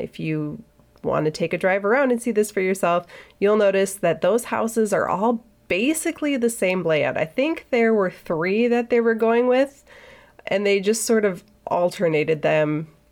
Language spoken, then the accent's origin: English; Silver Bay, Minnesota, United States; I'm from Silver Bay. That's my town. That's where I grew up